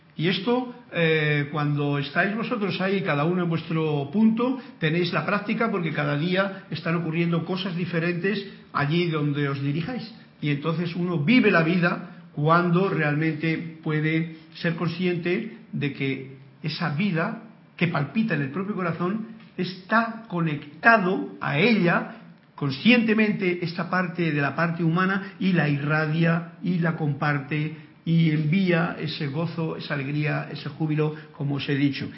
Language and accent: Spanish; Spain; moved away; que es España y que es mi tierra personalmente